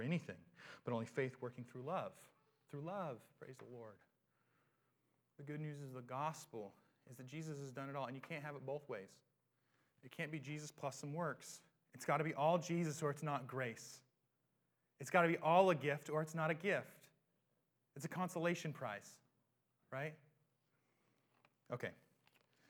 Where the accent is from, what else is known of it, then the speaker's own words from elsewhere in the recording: United States; we have a sense of self-determination as Americans